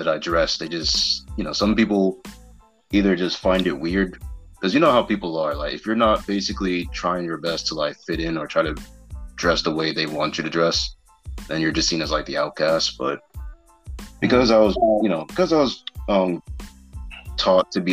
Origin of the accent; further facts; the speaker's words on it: United States; growing up in the States, me being different in the sense of like the way I dress or the way I speak